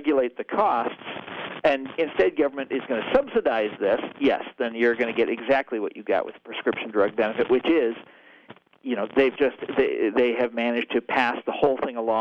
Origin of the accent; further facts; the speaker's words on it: Kansas City, United States; also born or lived in Wichita, Kansas; Kansas City, my hometown